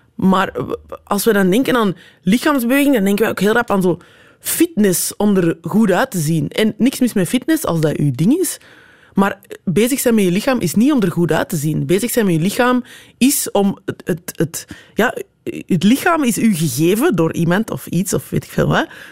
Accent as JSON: {"language": "Dutch", "town": "Antwerp", "region": "Flanders", "country": "Belgium", "said": "En als ik zeg Antwerpen"}